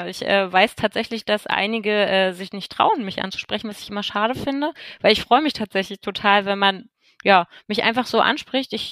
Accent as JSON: {"language": "German", "region": "Berlin", "country": "Germany", "said": "Ich bin ja auch aus Berlin und hier sehen wir uns nie, aber dort verbringt man Zeit zusammen."}